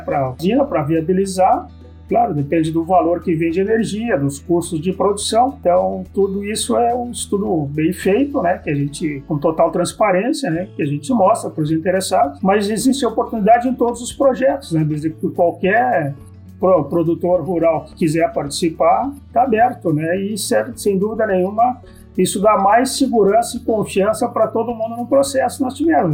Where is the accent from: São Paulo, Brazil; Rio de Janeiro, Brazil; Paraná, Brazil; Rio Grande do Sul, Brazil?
Rio Grande do Sul, Brazil; São Sepé; eu, como sou natural de São Cepé